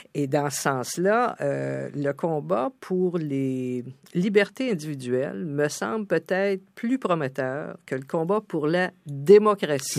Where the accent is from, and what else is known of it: Canada; also born or lived in New York